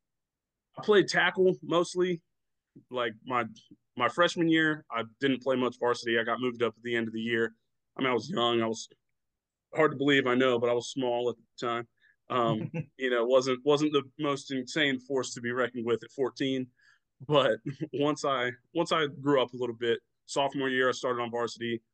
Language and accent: English; Florida Panhandle, United States; I'm from the Panhandle, so we have a much more limited, much more rural kind